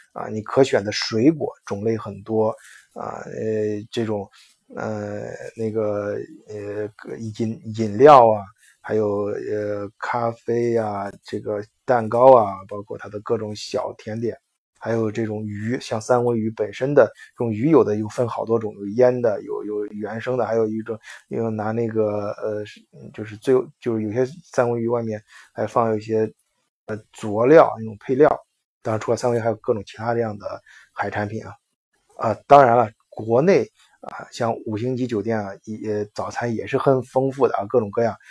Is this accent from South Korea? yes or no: no; China; 我们中国人比较注重的有些环节